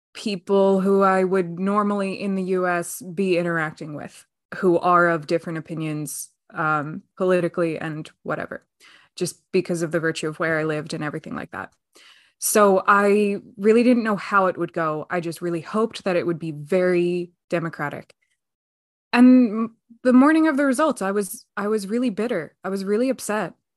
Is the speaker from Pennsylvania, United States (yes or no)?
yes; Pennsylvania, United States; I'm extremely proud to be a Pennsylvanian